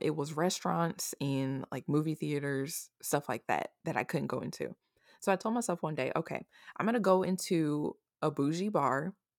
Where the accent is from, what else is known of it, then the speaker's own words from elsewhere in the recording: Omaha, Nebraska, United States; also born or lived in Austin, Texas; I'm originally from Omaha, Nebraska